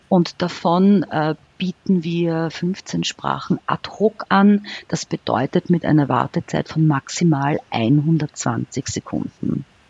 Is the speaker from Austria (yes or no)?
yes; Austria; bei uns in Österreich